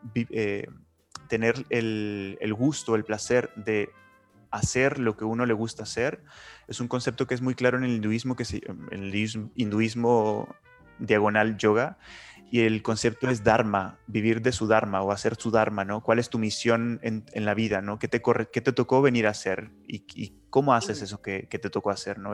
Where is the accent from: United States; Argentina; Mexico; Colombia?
Mexico; Nuevo Laredo, Tamaulipas; also born or lived in Chile; now in Barcelona, Spain; Yo soy del norte de México, de la frontera, de la frontera con Estados Unidos, que es una ciudad pequeñita que se llama Nuevo Laredo